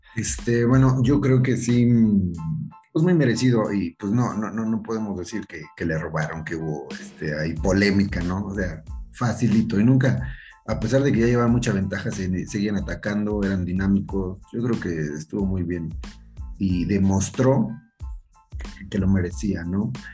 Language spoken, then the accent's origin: Spanish; Mexico; somos los mexicanos